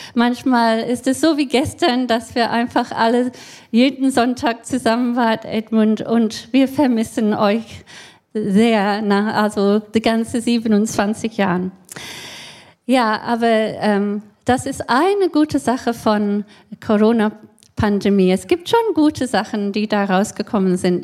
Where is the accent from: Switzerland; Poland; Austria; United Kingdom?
United Kingdom; Scotland; German is a second language; moved away as an adult; also born or lived in Pforzheim, Germany; now in Namibia; ich bin ja kein äh, Deutsche. Äh, ich komme aus Schottland ursprünglich und bin mit 22 hier äh, als Studentin gekommen